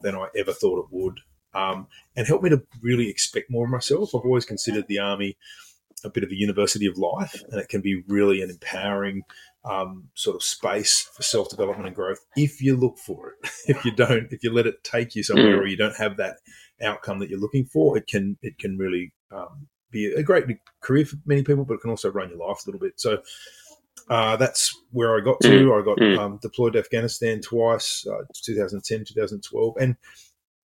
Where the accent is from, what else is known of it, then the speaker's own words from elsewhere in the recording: Sydney, New South Wales, Australia; I grew up in Epping in northwestern Sydney.